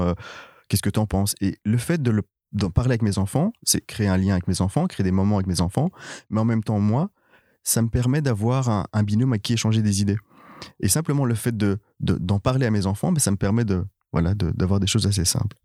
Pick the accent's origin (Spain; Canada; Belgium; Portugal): Belgium; Brussels, Brussels-Capital Region; moved away as an adult; je suis né à Bruxelles, j'ai toujours vécu à Bruxelles jusqu'il y a trois ans